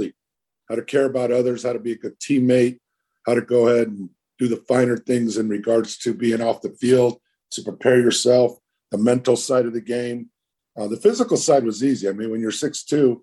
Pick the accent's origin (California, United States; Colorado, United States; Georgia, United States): California, United States; San Francisco; also born or lived in Pacifica; now in Maui, United States; I'm 5 minutes from San Francisco and I grew up in San Francisco.